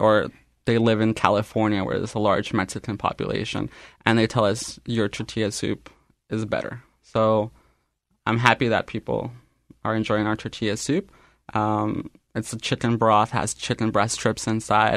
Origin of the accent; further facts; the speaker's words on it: Winnipeg, Manitoba, Canada; first language Spanish; English is a second language; I was born here in Canada, though I consider Spanish to be my first language.